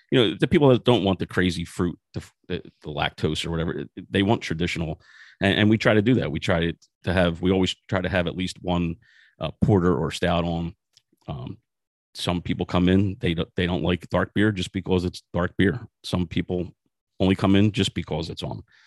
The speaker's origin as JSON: {"language": "English", "town": "Philadelphia", "region": "Pennsylvania", "country": "United States", "tie": "born or raised there", "moved": "as an adult", "lives_now": "New Jersey, United States", "said": "I was born and raised in South Philadelphia."}